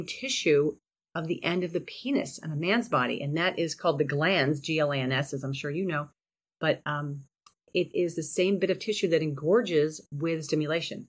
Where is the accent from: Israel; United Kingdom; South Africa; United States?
United States; Cleveland, Ohio; we're from Cleveland, Ohio.